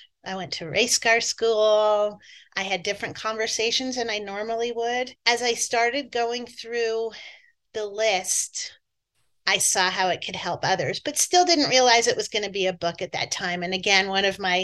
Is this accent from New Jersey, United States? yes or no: yes; New Jersey, United States; I grew up in New Jersey, so you'll hear my accent come out occasionally